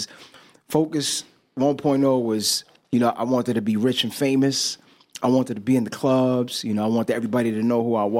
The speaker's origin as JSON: {"language": "English", "town": "New York City", "region": "New York", "country": "United States", "tie": "born or raised there", "said": "Growing up, I grew up on the Lower East Side of Manhattan."}